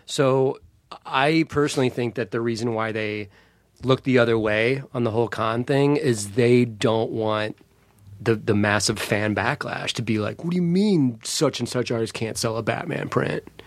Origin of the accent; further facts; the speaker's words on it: St. Louis, Missouri, United States; for a young kid growing up in Saint Louis